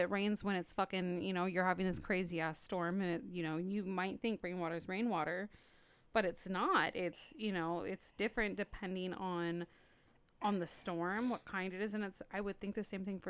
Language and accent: English; Los Angeles, California, United States; I'm born and raised in Los Angeles